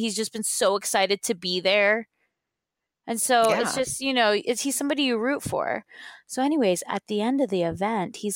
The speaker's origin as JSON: {"language": "English", "region": "California", "country": "United States", "said": "we're from California"}